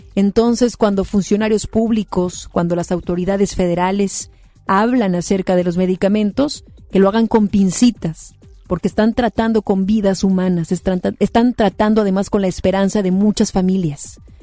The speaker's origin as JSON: {"language": "Spanish", "country": "Mexico", "said": "como mexicanos, mexicanas"}